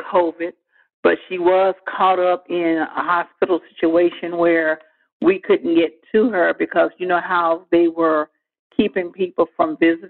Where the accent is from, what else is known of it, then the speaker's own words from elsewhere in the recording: Clarksdale, Mississippi, United States; moved away as an adult; also born or lived in New York City / Memphis, Tennessee; now in Birmingham, United States; my home state is Mississippi, Clarksdale.